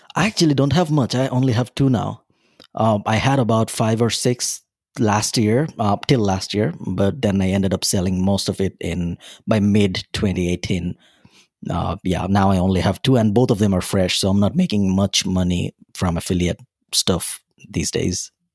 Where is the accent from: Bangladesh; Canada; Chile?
Bangladesh; moved away as an adult; now in Dublin, Ireland; I'm originally from Bangladesh, a small country in South Asia, right beside India